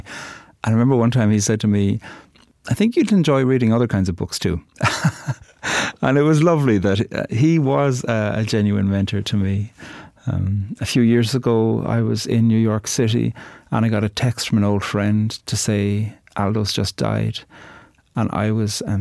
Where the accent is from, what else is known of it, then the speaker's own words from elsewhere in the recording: Cork, Munster, Ireland; I'm from Cork, on the very south of the island